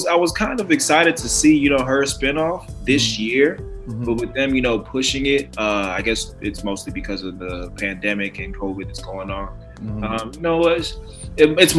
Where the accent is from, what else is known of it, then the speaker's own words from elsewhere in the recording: Arlington, Texas, United States; I was born and raised in Texas, Dallas, Texas specifically, or if you want to get real specific, Arlington